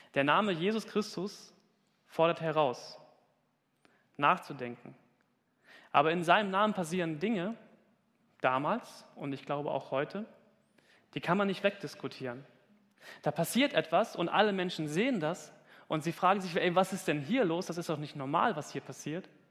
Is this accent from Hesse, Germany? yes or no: yes; Hesse, Germany; moved away; Ich komme aus Hessen und ich sage immer Kirche und ich krieg's nicht